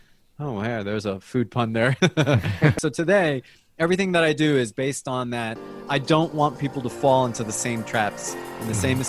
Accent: New Jersey, United States; also born or lived in Colombia; now in Atlanta, United States; So I was born in Colombia. My parents migrated to the United States when I was three. So I pretty much grew up in the United States. Most of my young adult life was in New Jersey. I moved to Atlanta in 1989

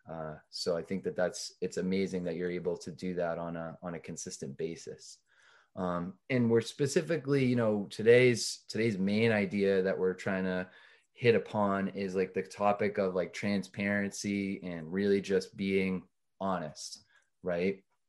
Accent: North Andover, Massachusetts, United States; We're both from North Andover, Massachusetts

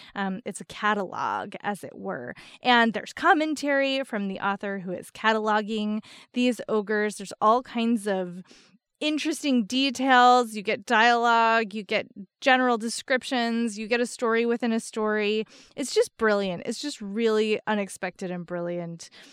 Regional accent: New Jersey, United States; I grew up in New Jersey

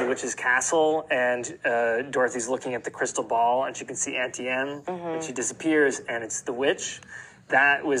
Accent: New England, United States; I grew up in New England

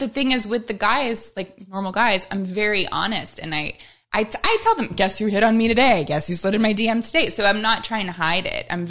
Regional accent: Midwest, United States; You know, like I'm from the Midwest.

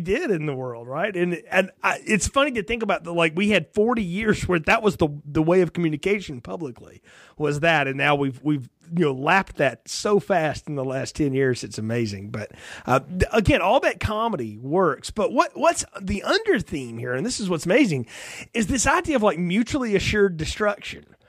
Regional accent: near Huntsville, Alabama, United States; I'm from Alabama, not far from Huntsville, where a lot of that happened

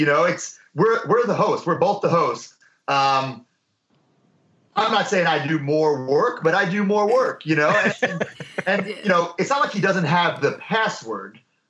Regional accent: Long Island, New York, United States; moved away as an adult; I'm from Long Island, New York

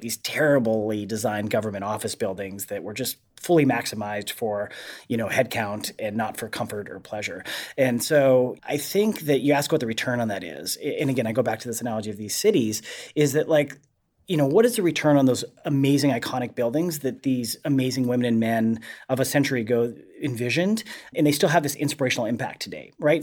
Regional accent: Montana, United States; moved away; I grew up in Montana

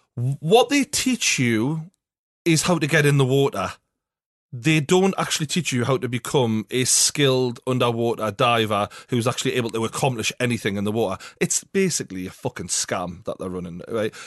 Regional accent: England, United Kingdom; we're obviously mainly from England

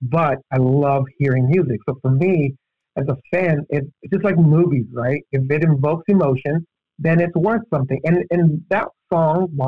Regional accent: El Paso, Texas, United States; I'm from El Paso. It's like, 80% Hispanic.

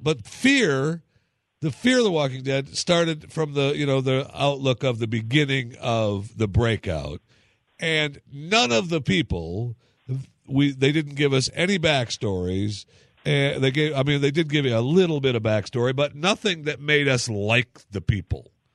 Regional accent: Michigan, United States; my hometown in Michigan

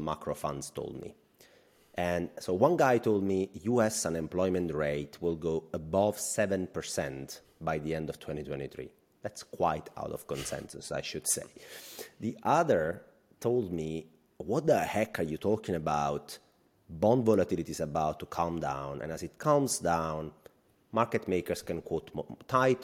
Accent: about 50 km from Ischia, near Naples, Campania, Italy; Ischia, like maybe, what, 50 kilometers from my hometown

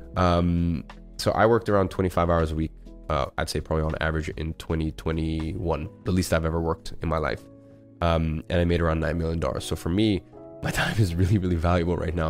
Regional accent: London, United Kingdom; moved away as an adult; now in Dubai, United Arab Emirates; growing up in London for 17 years and being able to walk everywhere

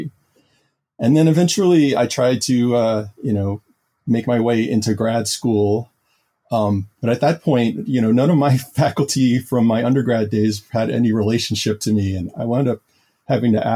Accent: New Orleans, Louisiana, United States; moved away as an adult; also born or lived in Taiwan; I'm originally from New Orleans, Louisiana

